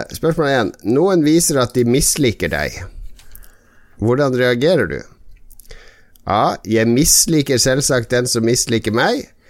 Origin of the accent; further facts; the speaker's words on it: Harstad, Troms, Norway; accent: Northern Norwegian; now in Oslo, Norway; jeg er jo ikke fra Harstad lenger. Det er lenge siden jeg har vært i Harstad